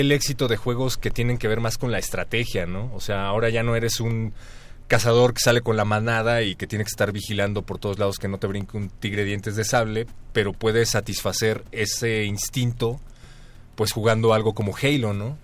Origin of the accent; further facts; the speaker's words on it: Mexico; nosotros como mexicanos